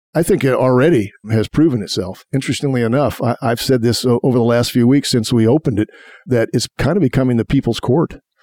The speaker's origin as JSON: {"language": "English", "town": "Indianapolis", "region": "Indiana", "country": "United States", "tie": "born or raised there", "said": "I grew up on the northeast side. I went to city schools, uh, went to IPS 71, 106, and then Arlington High School."}